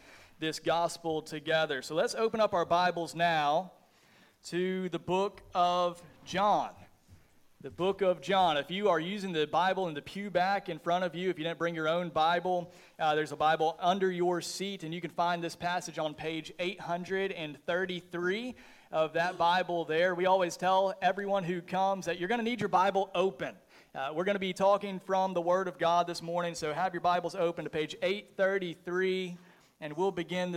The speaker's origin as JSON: {"language": "English", "area": "just south of Atlanta", "region": "Georgia", "country": "United States", "tie": "born or raised there", "said": "I grew up just south of the city of Atlanta, Georgia"}